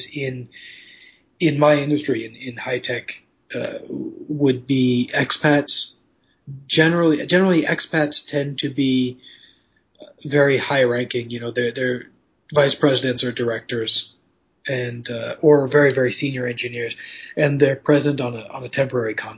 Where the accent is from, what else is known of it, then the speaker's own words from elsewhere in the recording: United States; moved away as an adult; now in Taipei, Taiwan; I'm an American engineer